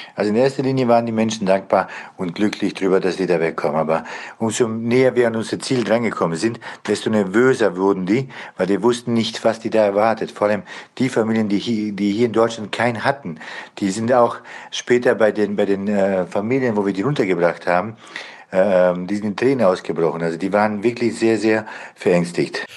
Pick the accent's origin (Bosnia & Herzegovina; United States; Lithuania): Bosnia & Herzegovina; now in Germany; Ich komme ursprünglich selber aus Bosnien